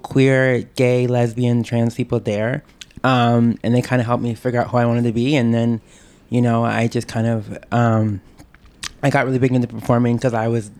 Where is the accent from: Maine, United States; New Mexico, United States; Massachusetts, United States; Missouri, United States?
Maine, United States; moved away as an adult; now in New York, United States; So I'm originally from Maine.